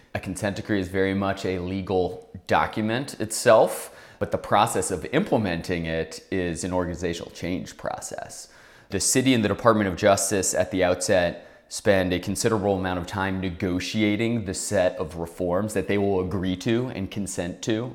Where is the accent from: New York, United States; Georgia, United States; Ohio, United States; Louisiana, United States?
Louisiana, United States; New Orleans; moved away as an adult; also born or lived in Washington, D.C.; I'm from New Orleans, love New Orleans